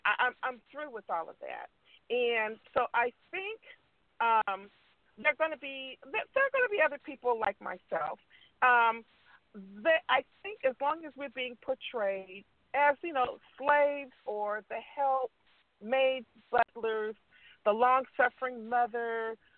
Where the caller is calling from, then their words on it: West Coast, United States; I'm stuck in traffic. It's horrible. But anyway, and I'm calling from the West Coast.